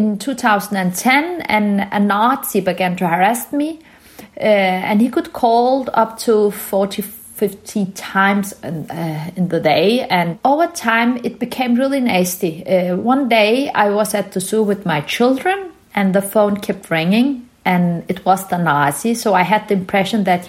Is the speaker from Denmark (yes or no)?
yes; Denmark; also born or lived in Turkey; I was born in Turkey from Kurdish parents, and we moved to Denmark when I was a young child.